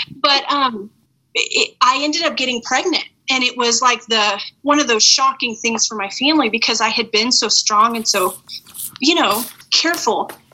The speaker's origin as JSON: {"language": "English", "town": "Farmington", "country": "United States", "tie": "born or raised there", "moved": "yes", "said": "I grew up in Farmington"}